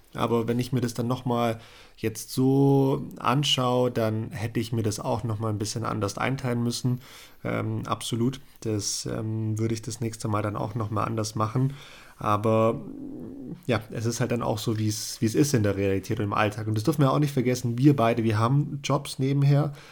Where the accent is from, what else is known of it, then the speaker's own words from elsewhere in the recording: Germany; bei uns in Deutschland